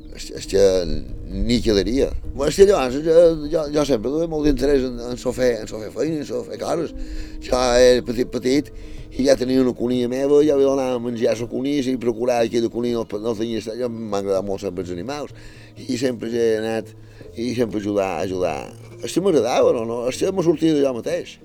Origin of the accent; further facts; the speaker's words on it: Felanitx, Balearic Islands, Spain; vaig néixer a Falallió, a Sant Triau, en el barri de Sant Mesquida